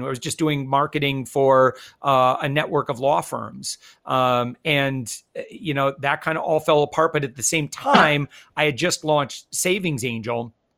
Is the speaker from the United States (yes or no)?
yes; West Michigan, United States; moved away; also born or lived in Hawaii; I'm originally from West Michigan